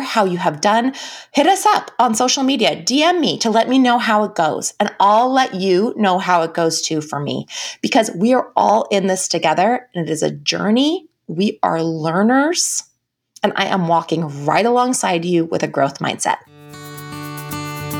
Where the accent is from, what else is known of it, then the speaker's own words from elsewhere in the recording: United States; as American women, it is part of our value system to be productive.